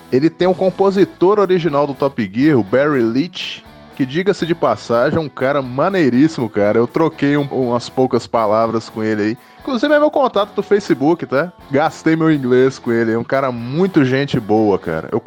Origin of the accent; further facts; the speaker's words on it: Minas Gerais, Brazil; é isso aí, cara. Mineiro e praia é um caso de amor eterno.